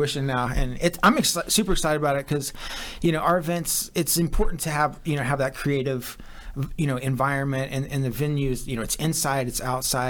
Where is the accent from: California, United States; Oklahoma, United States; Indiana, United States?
Oklahoma, United States; Oklahoma City; I grew up in Oklahoma City.